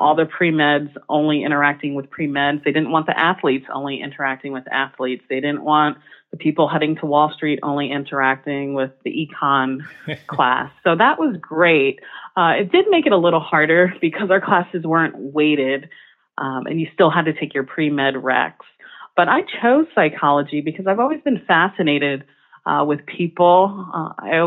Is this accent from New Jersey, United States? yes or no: yes; New Jersey, United States; moved away as an adult; also born or lived in the South; now in Chicago, United States; I'm from New Jersey, came back to New Jersey, and I happened to attend a public school down the street